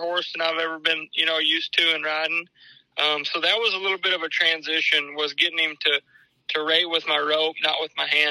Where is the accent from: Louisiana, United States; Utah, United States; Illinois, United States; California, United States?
Louisiana, United States; Sulphur; in my area in Sulphur